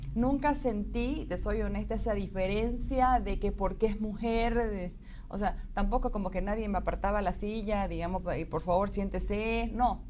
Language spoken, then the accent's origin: Spanish; Bolivia; nosotros como bolivianos sí tenemos la capacidad de hacerlo